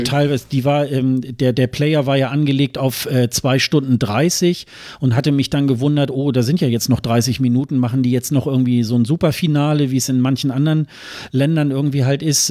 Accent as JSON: {"language": "German", "country": "Germany", "said": "als Deutscher"}